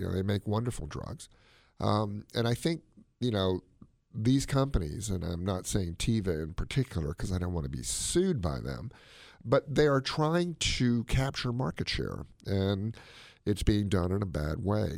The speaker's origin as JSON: {"language": "English", "country": "United States", "said": "my mom came from China. I am all-American. I'm American as chop suey."}